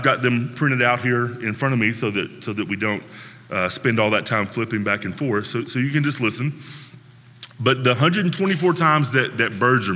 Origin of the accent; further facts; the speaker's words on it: Northwest Tennessee, United States; Another area where I grew up in Northwest Tennessee